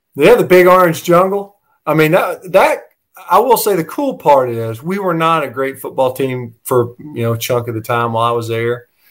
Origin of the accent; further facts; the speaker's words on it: Tucker, Georgia, United States; also born or lived in Gwinnett County, Georgia; we we grew up in Tucker, so um, Tucker High School was pretty darn good